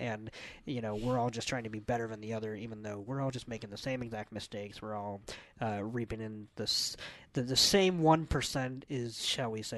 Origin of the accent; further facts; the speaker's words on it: United States; where we are as Americans